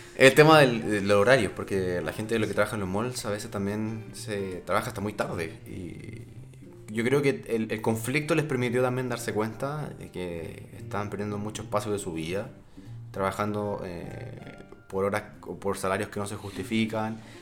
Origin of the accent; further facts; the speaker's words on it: Rancagua, O'Higgins, Chile; yo soy de Rancagua